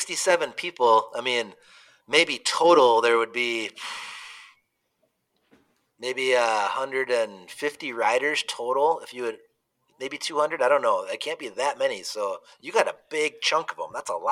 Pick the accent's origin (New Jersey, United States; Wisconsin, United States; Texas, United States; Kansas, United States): Wisconsin, United States; We're from Wisconsin.